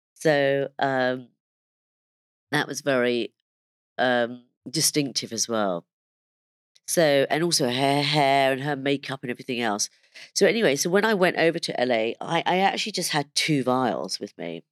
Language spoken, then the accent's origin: English; London, United Kingdom; also born or lived in India; even though I was born in London, I went to go and live in India for, um, about four and a half years